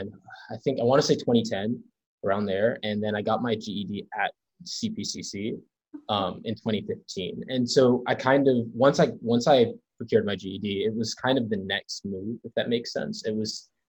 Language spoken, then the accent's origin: English; Charlotte, North Carolina, United States; moved away as an adult; also born or lived in New York; now in Princeton, United States; I'm originally from Charlotte, North Carolina, but I was born in New York.